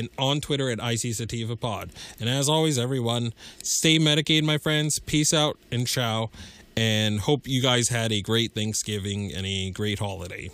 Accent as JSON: {"language": "English", "region": "Massachusetts", "country": "United States", "tie": "born or raised there"}